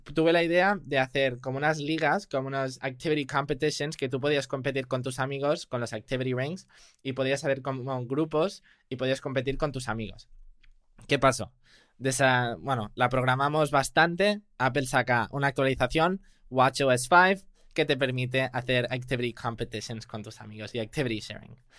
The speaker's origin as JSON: {"language": "Spanish", "country": "Spain", "also_born_or_lived": "United States", "said": "yo sí soy español, vivo en Barcelona"}